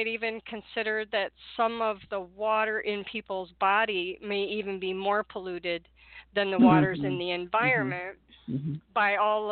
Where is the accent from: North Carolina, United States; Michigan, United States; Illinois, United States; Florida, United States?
Michigan, United States; Detroit; growing up in Detroit in the 60s